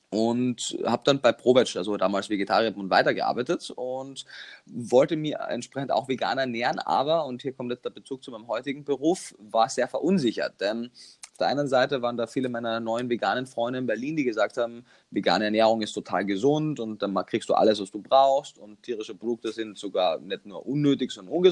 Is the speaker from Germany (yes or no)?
no; Klagenfurt, Carinthia, Austria; Ich komme ja, wie man wahrscheinlich immer noch hören kann, aus Österreich und habe in Kärnten, meiner Heimat, also in Klagenfurt, meiner Heimatstadt, Kärnten, meinem Heimatland, meine Ausbildung zum Touristikkaufmann gemacht.